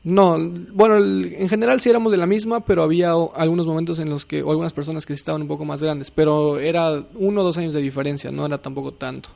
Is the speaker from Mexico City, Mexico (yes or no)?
yes; Mexico City, Mexico; Soy de la Ciudad de México.